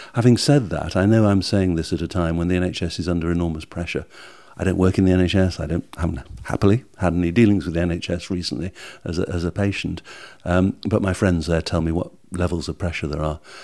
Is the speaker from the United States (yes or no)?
no; United Kingdom; we're British